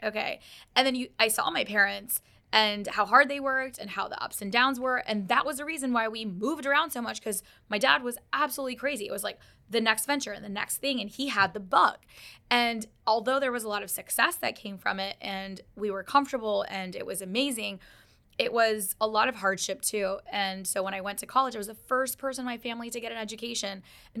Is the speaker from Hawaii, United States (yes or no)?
no; Dallas, Texas, United States; also born or lived in Karachi; And we moved to Dallas. I was one. And then my brother was born in Texas. And so I grew up in Dallas like half of my life. And so go Cowboys. And so we grew up in Texas.